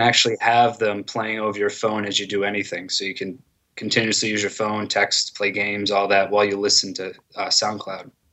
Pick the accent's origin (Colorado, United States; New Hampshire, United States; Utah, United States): New Hampshire, United States; Manchester; moved away as an adult; also born or lived in Dover, New Hampshire; now in Medford, United States; I'm from Manchester originally